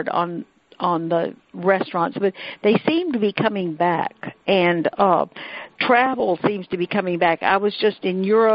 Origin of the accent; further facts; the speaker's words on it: the South, United States; I'm from the South.